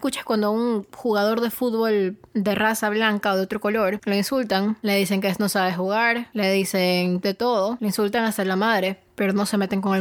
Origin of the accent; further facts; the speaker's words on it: Ecuador; que soy una persona, sí, soy ecuatoriana, soy latina, pero soy de tez bastante clara